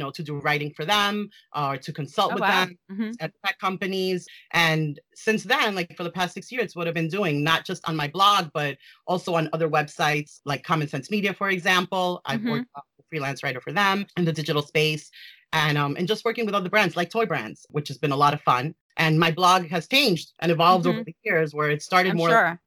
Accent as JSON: {"language": "English", "town": "New York City", "region": "New York", "country": "United States", "tie": "born or raised there", "said": "I was raised in New York City, live in New York City"}